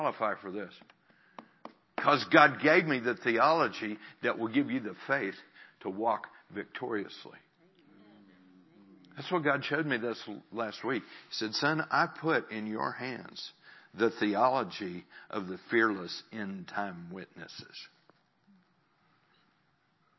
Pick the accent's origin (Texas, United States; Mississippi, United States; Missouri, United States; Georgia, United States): Missouri, United States; my state of Missouri